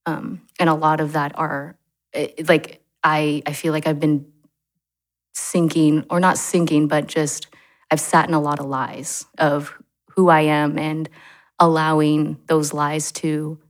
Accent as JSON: {"language": "English", "country": "South Korea", "tie": "born there", "said": "I always knew that I was adopted from South Korea."}